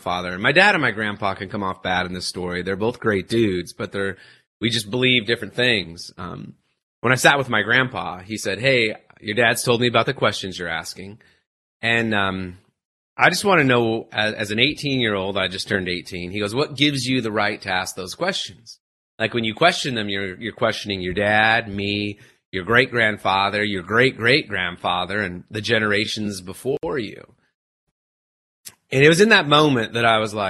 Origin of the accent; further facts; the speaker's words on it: Utah, United States; moved away; So I grew up in Utah. That's the life that I knew.